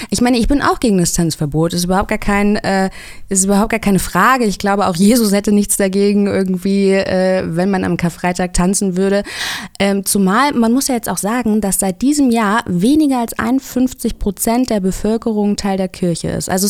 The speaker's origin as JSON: {"language": "German", "region": "Hesse", "country": "Germany", "said": "ich komme ja aus Hessen"}